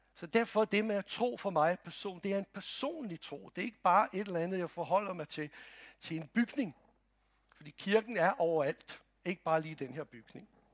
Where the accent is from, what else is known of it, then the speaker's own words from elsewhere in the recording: Croatia; now in Denmark; Jeg kommer fra Kroatien